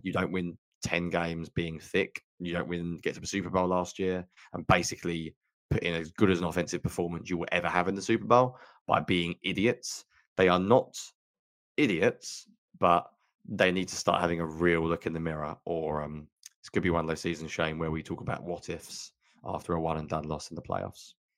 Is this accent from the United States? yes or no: no; United Kingdom; I'm so British.